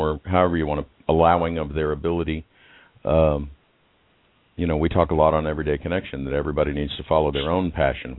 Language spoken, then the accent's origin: English; Houston, Texas, United States; I grew up in River Oaks